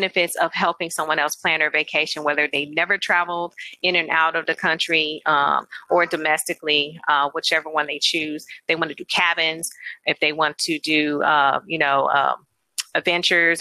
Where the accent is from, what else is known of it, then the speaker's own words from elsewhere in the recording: St. Louis, Missouri, United States; also born or lived in Alabama; I'm from St. Louis